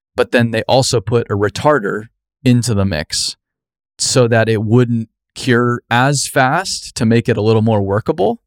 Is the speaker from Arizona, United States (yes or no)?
yes; Arizona, United States; moved away; growing up in Arizona